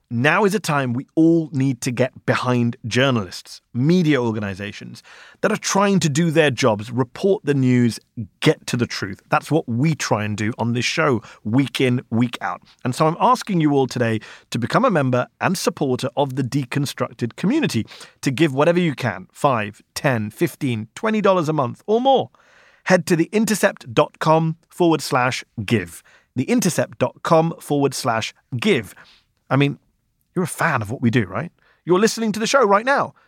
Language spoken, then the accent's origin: English; United Kingdom; now in United States; sitting here in the U S watching my home country